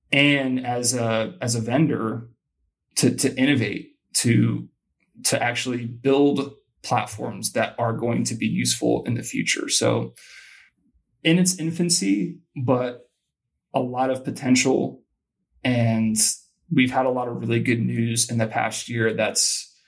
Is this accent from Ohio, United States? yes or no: yes; Columbus, Ohio, United States; I grew up in Columbus, Ohio. I think to grow up there, it's like a requirement that you be a rabid college football fan.